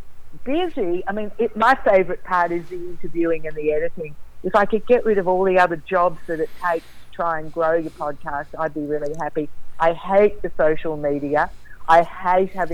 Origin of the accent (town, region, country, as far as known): Australia